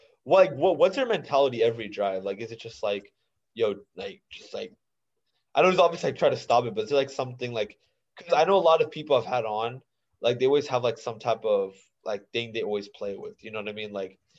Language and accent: English; India; no I would just I'm also Indian. So like I was just wondering, like, has there